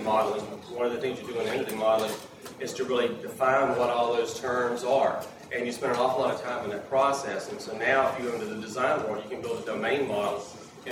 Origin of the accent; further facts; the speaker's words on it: East Coast, United States; I'm from the East Coast